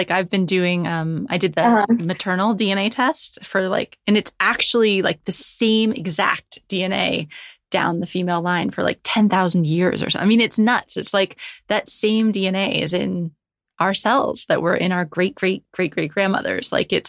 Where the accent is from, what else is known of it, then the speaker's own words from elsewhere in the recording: United States; now in London, United Kingdom; So I'm living in London now, but I'm American